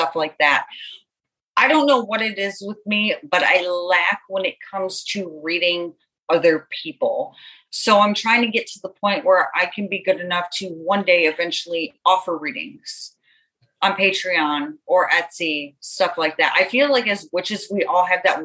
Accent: Buffalo, New York, United States; now in Florida, United States; I'm originally from Buffalo, New York. I'm in Florida now

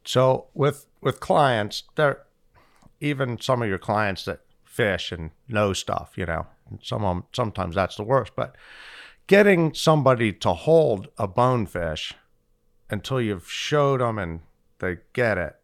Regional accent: Fort Lauderdale, Florida, United States; I'm from Fort Lauderdale

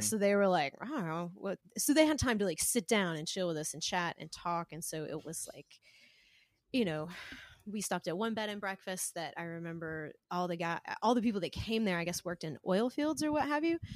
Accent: Spartanburg, South Carolina, United States; moved away as an adult; originally from South Carolina. I grew up in the Spartanburg, Chesney area, which is kinda where Bob and I, uh, live now.

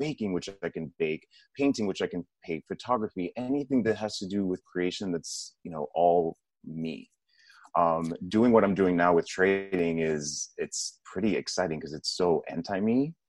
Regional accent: Puerto Rico; born there; I was born in Puerto Rico, which is part of the United States. I am of Dominican descent, so both my parents are Dominican

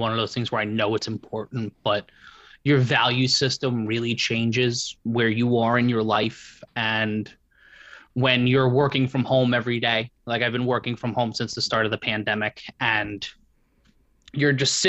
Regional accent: New York City, New York, United States; where I grew up in Brooklyn

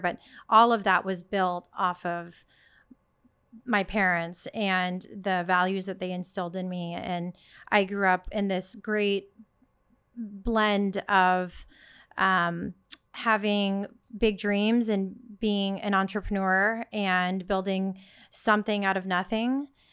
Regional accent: Sacramento, California, United States; moved away as an adult; also born or lived in Netherlands; now in New York City, United States; I was born and raised in Sacramento, California, small town, um, first generation Filipino

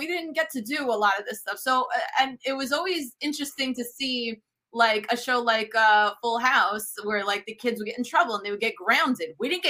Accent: New York City, New York, United States; first language Italian; English is a second language; my family kind of raised my brother and I in this microcosm of Mola di Bari in Bensonhurst, Brooklyn. You know, for the longest time when I was little, I didn't know I was in America because Italian was my first language. We spoke it at home. I didn't speak English.

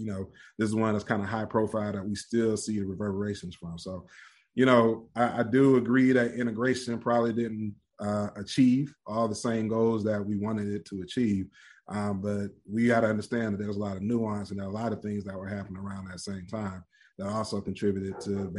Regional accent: Nigeria; Man, I'm Nigerian.

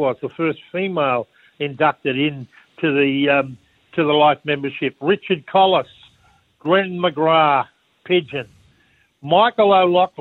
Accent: Wollongong, New South Wales, Australia; as a kid growing up in Wollongong

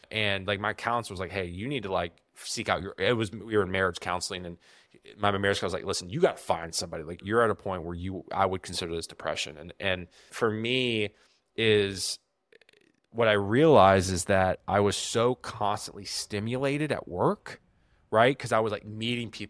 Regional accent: Virginia, United States; I grew up trout fishing in the Roanoke Valley with with my grandfather.

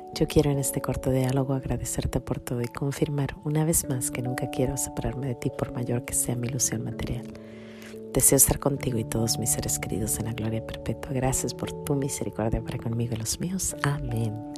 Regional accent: Mexico; moved away; una facilita que se daba mucho en mi pueblo

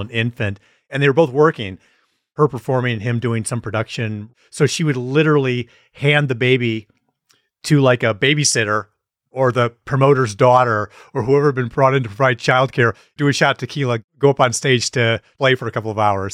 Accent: Wisconsin, United States; we're from Wisconsin

